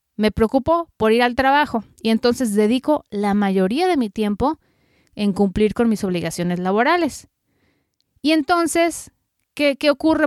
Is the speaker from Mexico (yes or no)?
yes; Mexico; moved away as an adult; now in United States; soy periodista mexicana radicada en Estados Unidos ya desde hace 15 años